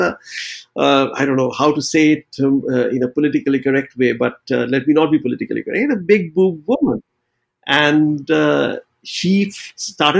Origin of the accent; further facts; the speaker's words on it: West Bengal, India; growing up in Bengal